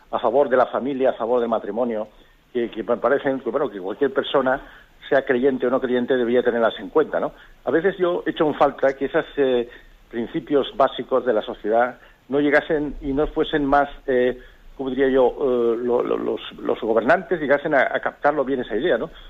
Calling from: Almería, Andalusia, Spain; Hola, buenos días. … de Almería.

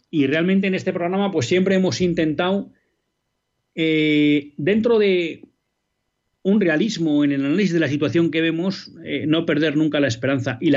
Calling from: Villa del Prado, Community of Madrid, Spain; No, yo, yo soy de Villa del Prado.

